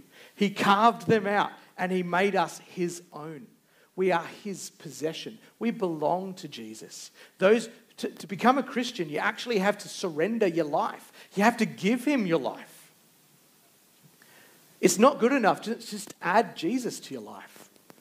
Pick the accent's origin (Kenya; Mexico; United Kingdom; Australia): Australia; we put down our identity as being Australian